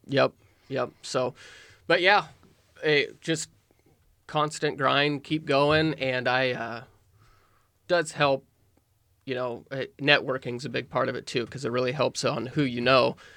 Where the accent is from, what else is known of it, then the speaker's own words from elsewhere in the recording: Nehawka, Nebraska, United States; I grew up in Nahaka, Nebraska, which is about two hundred people.